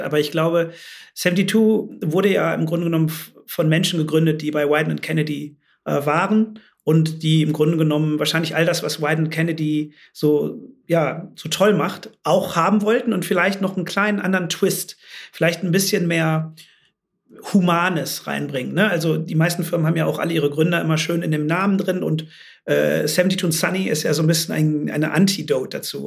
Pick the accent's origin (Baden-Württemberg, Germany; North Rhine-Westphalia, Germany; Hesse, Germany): North Rhine-Westphalia, Germany; moved away as an adult; also born or lived in London, United Kingdom / Shanghai, China; now in Amsterdam, Netherlands; ich bin ja im Rheinland groß geworden